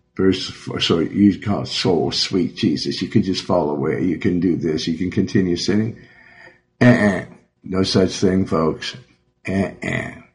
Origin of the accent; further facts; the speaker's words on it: Joplin, Missouri, United States; moved away; also born or lived in Beverly Hills; I'm from Missouri. I was born in Joplin